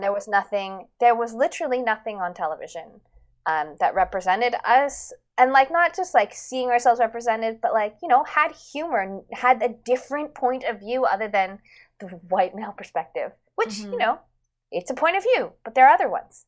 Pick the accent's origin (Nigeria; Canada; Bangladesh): Canada; Vancouver, British Columbia; growing up in Vancouver